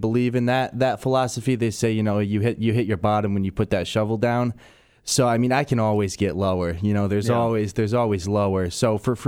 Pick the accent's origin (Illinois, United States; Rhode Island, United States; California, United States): Rhode Island, United States; moved away; I'm from Rhode Island